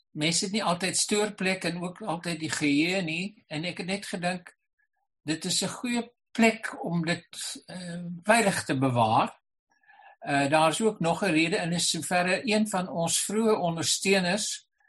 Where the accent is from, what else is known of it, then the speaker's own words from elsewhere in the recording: Boland, Western Cape, South Africa; ek het in die Boland groot geword waar ons almal Engels en Afrikaans vlot gepraat het.